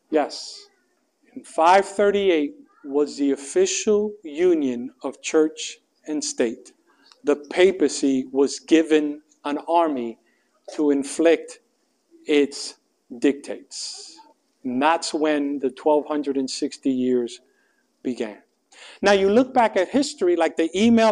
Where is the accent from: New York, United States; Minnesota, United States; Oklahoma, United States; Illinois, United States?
New York, United States; New York City; moved away as an adult; I grew up in New York City. I moved from New York City 11 days prior to this to study theology.